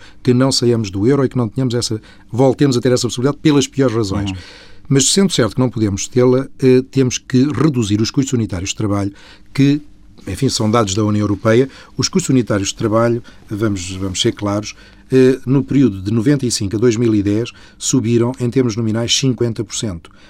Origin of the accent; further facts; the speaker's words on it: Portugal; somos nós portugueses